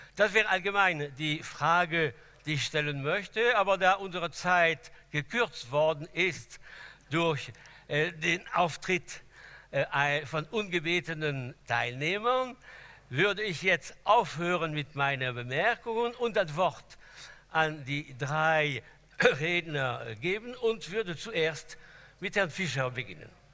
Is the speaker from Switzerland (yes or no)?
no; France; German is a second language; moved away; als Franzose, der in der Achtung für die Revolution sozialisiert worden ist